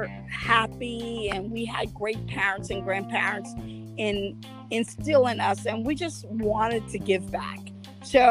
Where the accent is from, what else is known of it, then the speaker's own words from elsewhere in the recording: Haiti; now in Pennsylvania, United States; I am the Haitian princess. I am from Haiti.